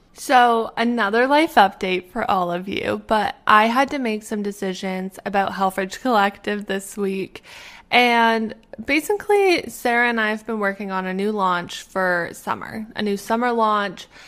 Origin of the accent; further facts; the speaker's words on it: Canada; moved away as an adult; now in Pittsburgh, United States; I am originally from Canada